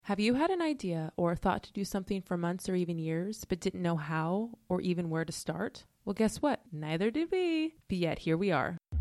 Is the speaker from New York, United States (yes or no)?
no; Portland, Oregon, United States; moved away as an adult; now in Los Angeles, United States; I'm originally from Portland, Oregon